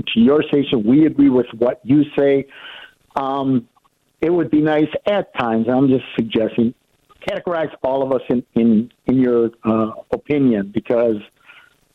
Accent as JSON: {"language": "English", "region": "Wisconsin", "country": "United States", "tie": "born or raised there", "said": "I am Mexican American, born and raised in Wisconsin"}